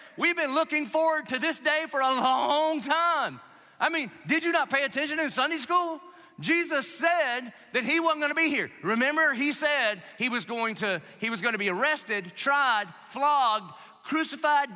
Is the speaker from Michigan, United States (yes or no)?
no; South Carolina, United States; I grew up in South Carolina